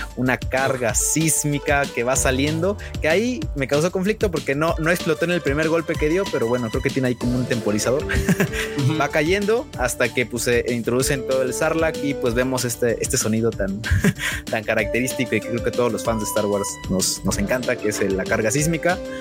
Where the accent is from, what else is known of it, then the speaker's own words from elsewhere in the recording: Naucalpan, State of Mexico, Mexico; Vengo de Naucalpan